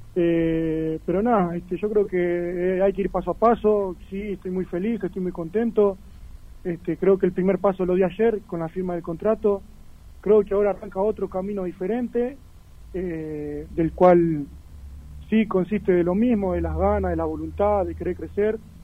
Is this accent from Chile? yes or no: no; Paysandú, Uruguay; moved away as an adult; now in Buenos Aires, Argentina; arranqué desde muy chico en un club de barrio allá en mi ciudad, en Paysandú, de Uruguay